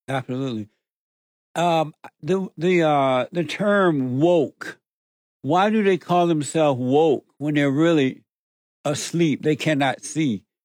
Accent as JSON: {"language": "English", "region": "Alabama", "country": "United States", "tie": "born or raised there", "said": "growing up in Alabama on the plantation"}